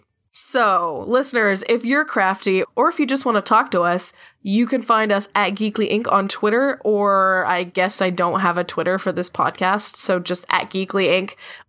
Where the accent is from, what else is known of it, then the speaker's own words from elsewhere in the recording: Canada; I'm so sorry because I'm Canadian